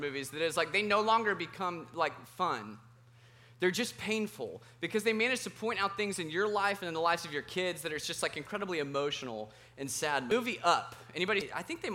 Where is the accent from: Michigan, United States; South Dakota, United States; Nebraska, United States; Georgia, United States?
Georgia, United States; Roswell; moved away as an adult; also born or lived in Colorado; I grew up in Roswell, Georgia